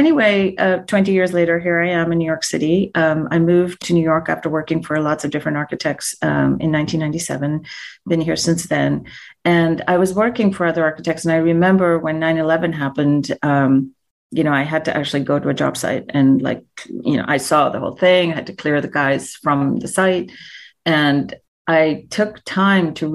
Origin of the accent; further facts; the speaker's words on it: India; moved away as an adult; I was born and raised in India. I came to this country when I was 18 years old.